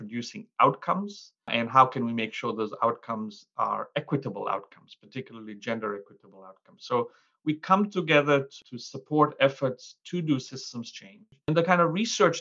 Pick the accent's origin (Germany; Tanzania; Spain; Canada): Tanzania; Mwanza; So I grew up as a kid helping my parents in a little hole-in-the-wall store or shop in the central market in Mwanza, Tanzania